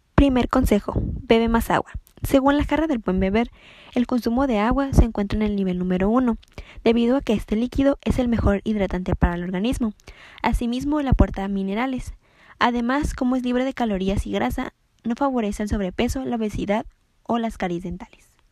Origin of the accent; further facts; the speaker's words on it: Ensenada, Baja California, Mexico; soy de Ensenada Baja California